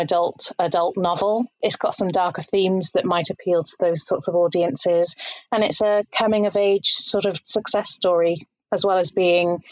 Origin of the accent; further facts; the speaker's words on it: Leicester, East Midlands, United Kingdom; I'm from Leicester in the United Kingdom, and I'm an English teacher.